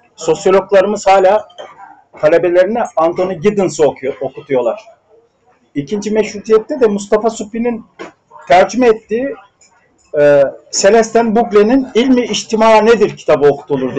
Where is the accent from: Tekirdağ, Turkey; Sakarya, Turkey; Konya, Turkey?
Sakarya, Turkey; Hendek; bir Karadenizli tütüncü ailesinin çocuğu olarak Atapazarı'nda Hendek kazasının bir tütüncü köyünde doğdum.